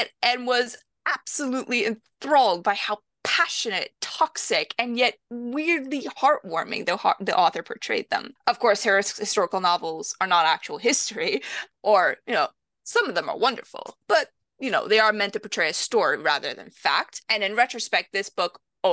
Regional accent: Canada; also born or lived in Romania / Toronto, Canada / England; I was born in Romania, but moved to Canada at a very young age, which is where I grew up and did most of my schooling

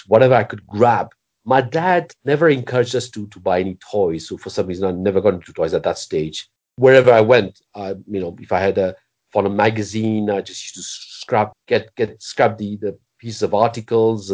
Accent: Belgium; I grew up in Belgium

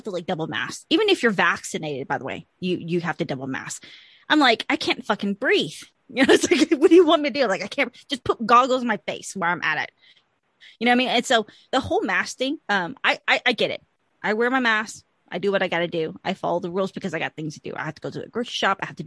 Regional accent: Georgia, United States; I'm from Georgia

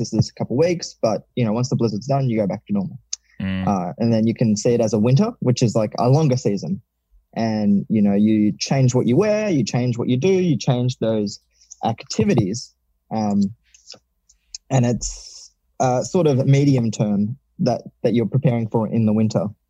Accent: Melbourne, Victoria, Australia; I've moved back to Melbourne, which is my hometown

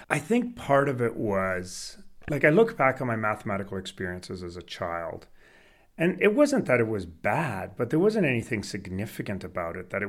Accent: Canada; English is a second language; also born or lived in Sweden; I was born in Sweden. I lived in Sweden until I was eight years old, and then we moved to Canada. No language, didn't speak English, thrust into school.

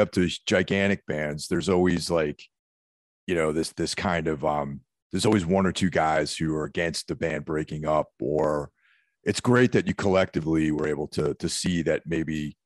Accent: New York, United States; moved away as an adult; now in New Jersey, United States; I grew up in New York and now I live in Jersey.

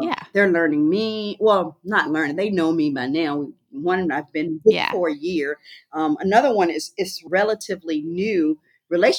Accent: Rocky Mount, North Carolina, United States; also born or lived in Freeman, Virginia; I grew up in Rocky Mount, North Carolina, part-time, and then in Freeman, Virginia, the other times. And so my life and my world consisted of going back and forth every 2 years between those locations.

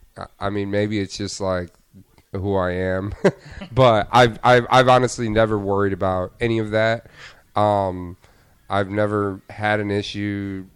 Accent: Rochester, Michigan, United States; Rochester. It's like probably, I don't know, 30, 35 minutes, like northwest of Detroit.

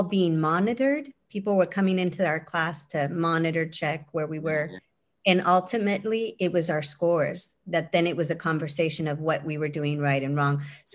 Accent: Windsor, California, United States; My hometown in Windsor, California, small little town

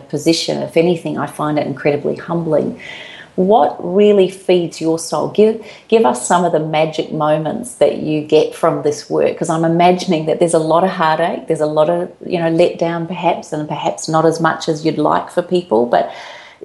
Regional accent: New Zealand; now in Australia; As a Kiwi living in Australia

